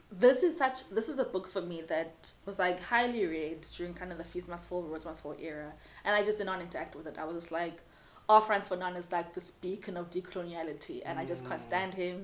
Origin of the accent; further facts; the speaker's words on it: Cape Town, Western Cape, South Africa; I grew up in Ekhuguletho, I speak as Xhosa, I'm a child of these streets